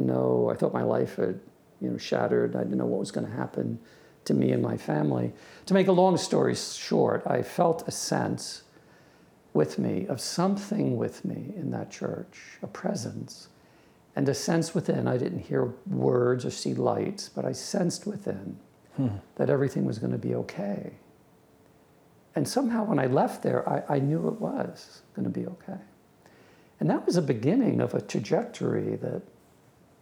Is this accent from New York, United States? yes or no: yes; Long Island, New York, United States; I grew up in Long Island, New York